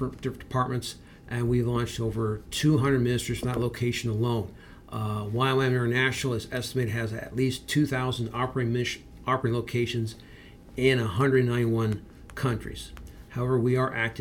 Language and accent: English; Berea, Ohio, United States; moved away as an adult; now in Tyler, United States; I'm originally from Berea, Ohio. I grew up in Berea.